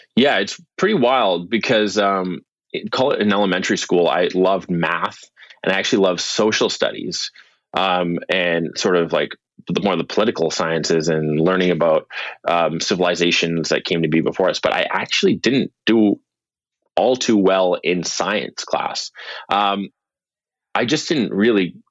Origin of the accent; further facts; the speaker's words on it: Vancouver, British Columbia, Canada; I'm from Vancouver, British Columbia